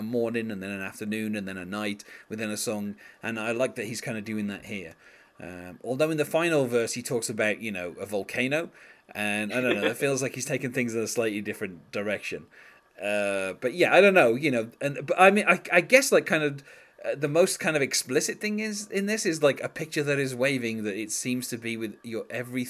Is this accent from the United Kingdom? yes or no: yes; United Kingdom; as a Brit, that's what I'm used to hearing